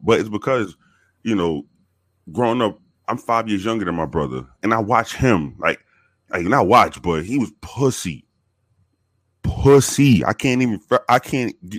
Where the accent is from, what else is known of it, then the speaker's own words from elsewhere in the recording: New York City, New York, United States; moved away; I was born in the South Bronx. Um, born and raised in the South Bronx